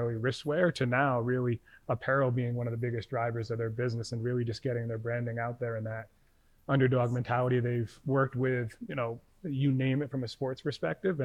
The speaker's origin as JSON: {"language": "English", "region": "Rhode Island", "country": "United States", "moved": "yes", "lives_now": "New York, United States", "said": "I'm originally from Rhode Island"}